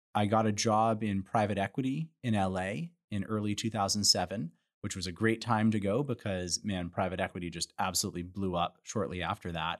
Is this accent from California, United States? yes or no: yes; Santa Monica, California, United States; moved away; also born or lived in Chicago; I'm from Santa Monica originally, Santa Monica, California